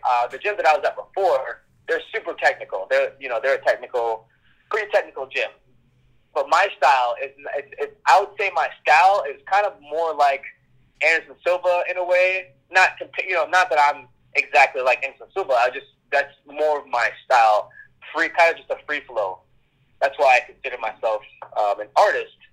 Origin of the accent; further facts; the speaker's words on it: Kingston, Jamaica; I was born in Kingston, Jamaica